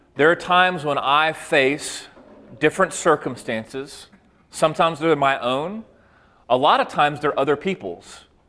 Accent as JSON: {"language": "English", "town": "Waco", "region": "Texas", "country": "United States", "tie": "born or raised there", "said": "I grew up in Waco, Texas"}